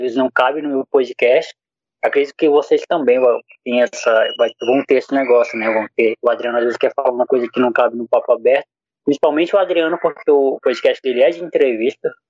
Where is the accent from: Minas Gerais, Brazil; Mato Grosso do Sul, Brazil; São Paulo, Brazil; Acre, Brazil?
Acre, Brazil; eu sou do Acre